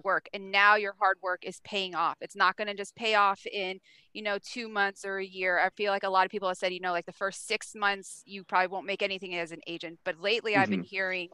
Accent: East Coast, United States; moved away; growing up, I grew up on the East Coast

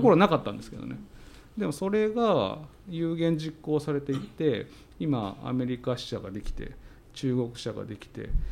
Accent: Okayama, Japan; 僕の地元の岡山

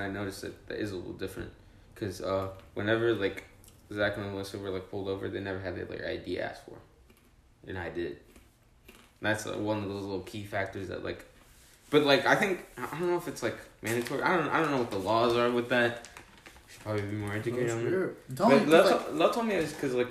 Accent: Georgia, United States; you're from Georgia, huh? And I'm like, yeah, I am

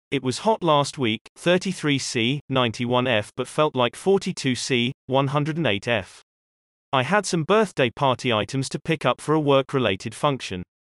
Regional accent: Canada; I'm sorry, I'm Canadian, but I don't.

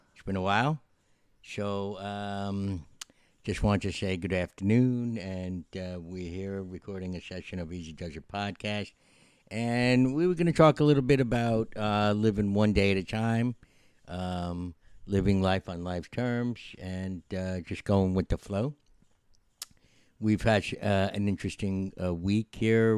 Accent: Yonkers, New York, United States; a scene that was filmed in Yonkers, which is in my hometown

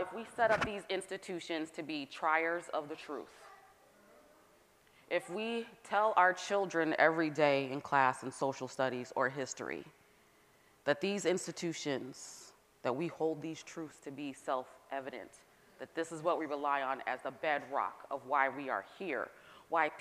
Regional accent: Northern California, United States; also born or lived in Atlanta, Georgia; now in Massachusetts, United States; I'm from Northern California

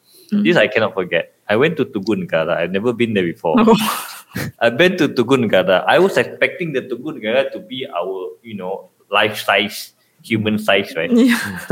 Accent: Sarawak, Malaysia; moved away as an adult; now in Kuala Lumpur, Malaysia; I'm from Sarawak

